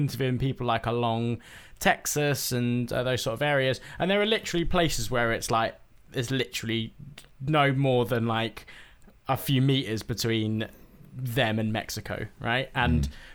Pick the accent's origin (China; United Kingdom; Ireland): United Kingdom